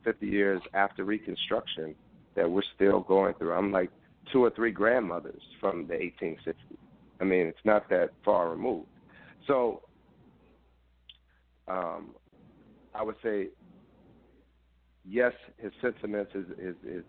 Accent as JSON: {"language": "English", "town": "Philadelphia", "region": "Pennsylvania", "country": "United States", "tie": "born or raised there", "said": "growing up in Philadelphia public schools"}